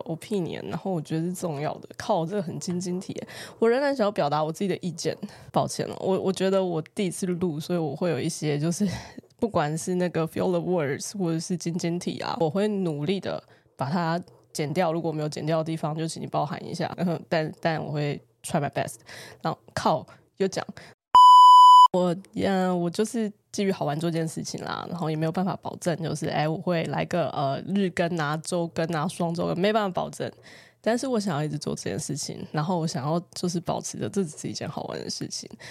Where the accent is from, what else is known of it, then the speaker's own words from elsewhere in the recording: Taiwan; 我认同我是一个台湾人